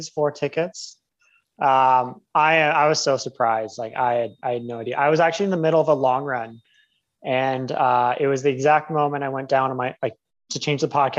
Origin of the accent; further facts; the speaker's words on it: Windsor, Ontario, Canada; moved away as an adult; also born or lived in Calgary / New Zealand; I grew up in Windsor, Ontario, and then I moved west